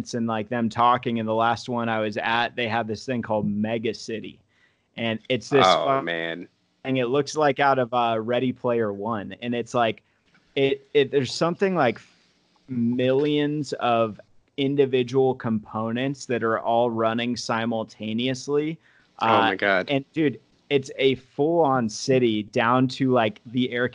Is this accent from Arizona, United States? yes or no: yes; Arizona, United States; moved away; I'm from Arizona originally